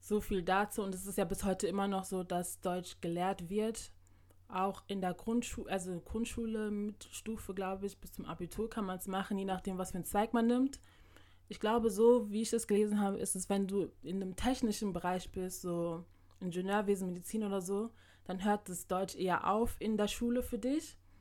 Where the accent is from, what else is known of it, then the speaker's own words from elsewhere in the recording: Ghana; bei uns in Ghana